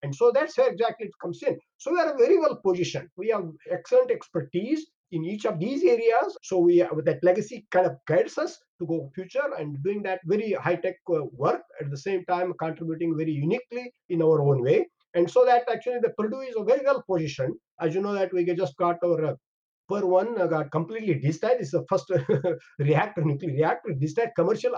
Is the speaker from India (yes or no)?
yes; India; moved away as an adult; also born or lived in Canada; I'm from India.